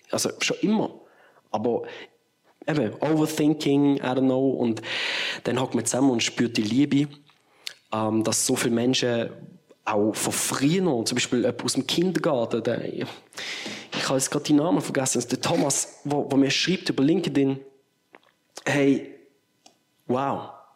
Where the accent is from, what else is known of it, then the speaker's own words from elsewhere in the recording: Bottmingen, Basel-Landschaft, Switzerland; Bottmingen, dort wo ich aufgewachsen bin